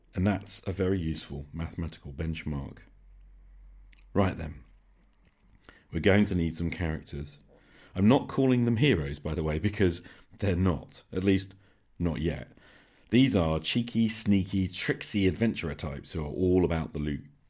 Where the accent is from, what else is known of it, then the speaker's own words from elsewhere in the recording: United Kingdom; I'm British